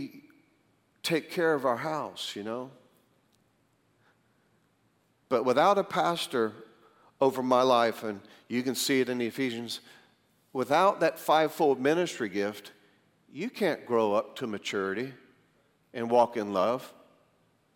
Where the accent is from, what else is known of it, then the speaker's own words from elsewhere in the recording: Greensboro, North Carolina, United States; moved away as an adult; also born or lived in Tulsa; I was from Greensboro, went out to Tulsa